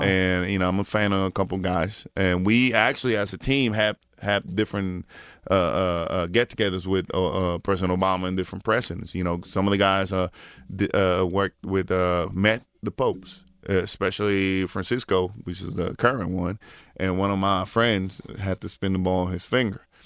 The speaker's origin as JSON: {"language": "English", "country": "Puerto Rico", "tie": "born or raised there", "said": "growing up in Puerto Rico"}